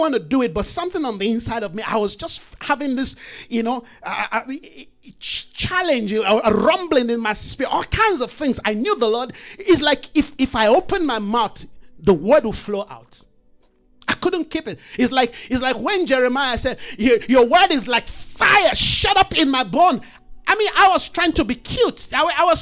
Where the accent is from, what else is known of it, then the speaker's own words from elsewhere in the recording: Jos, Plateau, Nigeria; moved away; I grew up in Jos, Nigeria